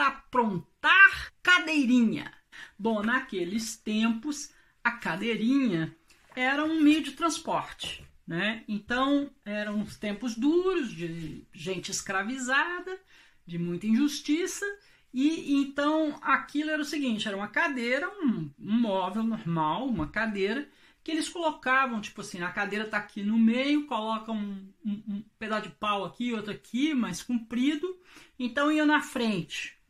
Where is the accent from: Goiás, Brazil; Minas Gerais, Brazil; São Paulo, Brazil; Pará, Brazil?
Minas Gerais, Brazil; moved away; como se diz lá na minha terra, em Minas Gerais